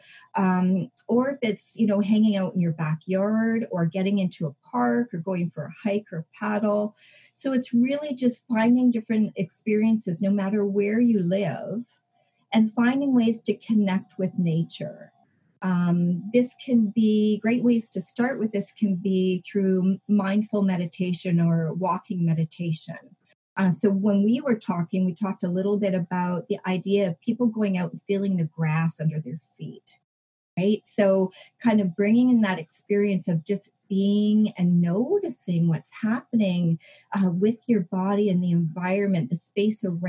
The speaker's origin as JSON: {"language": "English", "region": "British Columbia", "country": "Canada", "said": "I'm from an area called British Columbia in Canada. And I live in the Okanagan"}